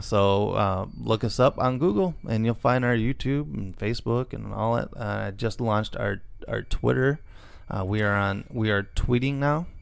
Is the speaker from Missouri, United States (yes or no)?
no; Illinois, United States; we are from Illinois